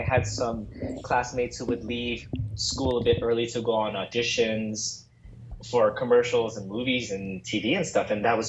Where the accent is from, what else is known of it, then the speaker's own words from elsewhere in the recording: Los Angeles, California, United States; I am born and raised in Los Angeles, California.